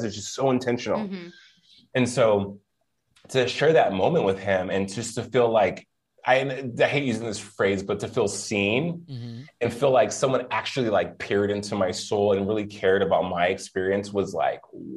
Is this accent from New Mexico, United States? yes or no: yes; Albuquerque, New Mexico, United States; moved away; also born or lived in Los Lunas, New Mexico; I'm from Albuquerque originally